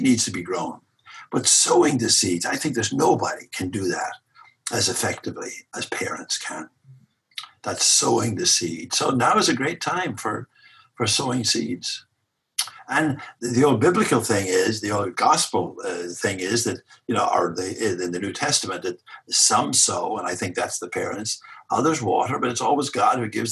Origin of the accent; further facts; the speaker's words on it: Ireland; now in Boston, United States; I'm an Irishman